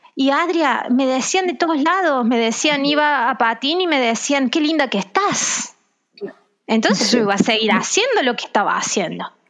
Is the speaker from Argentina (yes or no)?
yes; Argentina; now in Brazil; en Argentina, de donde yo soy